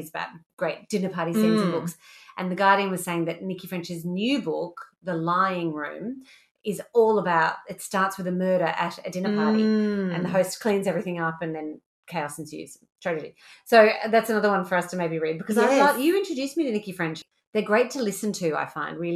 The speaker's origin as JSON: {"language": "English", "town": "Orange", "region": "New South Wales", "country": "Australia", "said": "I am from Orange, New South Wales"}